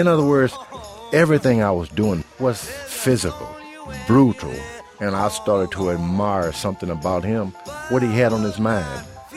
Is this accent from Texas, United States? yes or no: yes; Houston, Texas, United States; I grew up in Houston, Texas, in the Fifth Ward area.